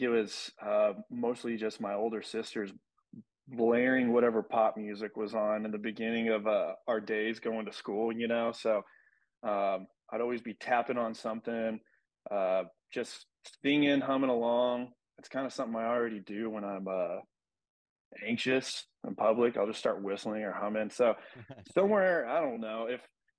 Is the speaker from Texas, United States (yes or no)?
yes; West Texas, United States; growing up in West Texas, small town